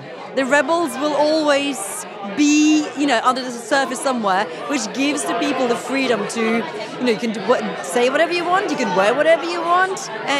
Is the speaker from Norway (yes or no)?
yes; Oslo, Norway